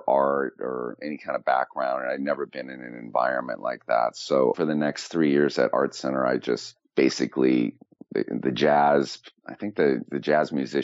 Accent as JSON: {"language": "English", "town": "San Francisco", "region": "California", "country": "United States", "tie": "born or raised there", "also_born_or_lived": "Los Angeles", "moved": "as an adult", "said": "I'm from Northern California, from San Francisco, the Bay Area"}